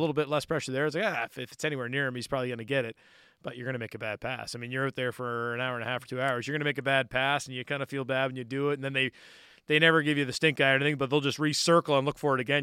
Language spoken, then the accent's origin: English; Cole Harbour, Nova Scotia, Canada; I grew up in Cole Harbor